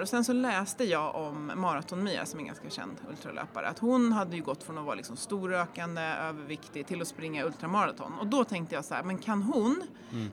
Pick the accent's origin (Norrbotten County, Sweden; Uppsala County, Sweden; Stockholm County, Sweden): Stockholm County, Sweden; Järfälla; now in Jämtland, Sweden; Jag är uppväxt i Jakobsberg